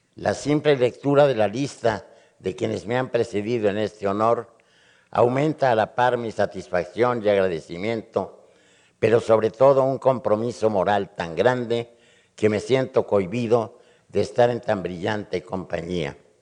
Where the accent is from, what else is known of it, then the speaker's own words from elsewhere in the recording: Mexico; Yo, como mexicano